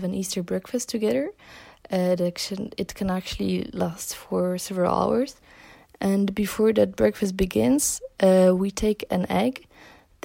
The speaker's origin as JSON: {"language": "English", "country": "Poland", "said": "I'm from Poland"}